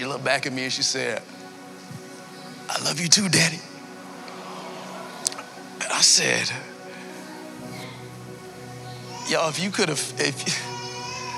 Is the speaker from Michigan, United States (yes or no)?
no; Miami Gardens, Florida, United States; I hail all the way from Carroll City